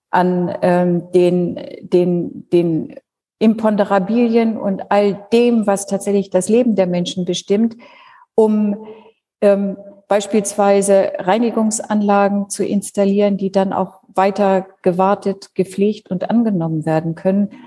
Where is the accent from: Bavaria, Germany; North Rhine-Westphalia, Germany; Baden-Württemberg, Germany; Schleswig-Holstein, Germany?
Schleswig-Holstein, Germany; moved away as an adult; also born or lived in Lower Saxony; now in Berlin, Germany; Ich bin tatsächlich in Schleswig-Holstein aufgewachsen, also dort natürlich auch geboren